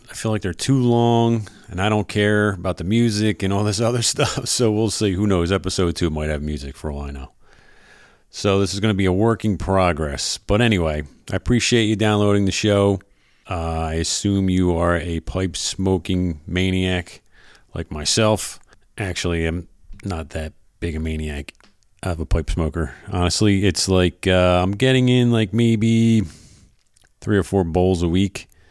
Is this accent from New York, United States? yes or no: no; Philadelphia, Pennsylvania, United States; moved away as an adult; now in South Jersey, United States; I am originally from Philadelphia, South Philadelphia, actually